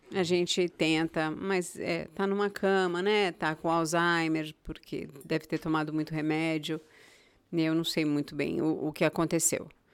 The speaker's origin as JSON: {"language": "Portuguese", "region": "São Paulo", "country": "Brazil", "tie": "born or raised there", "also_born_or_lived": "Goiânia / Itaparica, Bahia / Europe / Morocco", "moved": "as an adult", "lives_now": "United States", "said": "eu vim de São Paulo, eu nasci em São Paulo, mas os últimos 20 anos, onde eu tive minha família, onde eu tive meus filhos, foi Goiânia"}